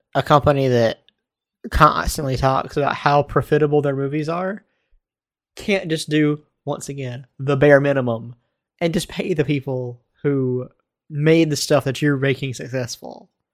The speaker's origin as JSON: {"language": "English", "town": "Baltimore", "region": "Maryland", "country": "United States", "said": "I'm from Baltimore"}